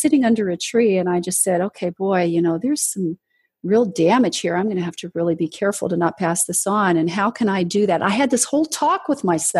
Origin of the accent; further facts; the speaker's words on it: Southern California, United States; also born or lived in Washington, D.C. / Los Angeles; I was in junior high school and we moved from Washington, D.C. to Southern California.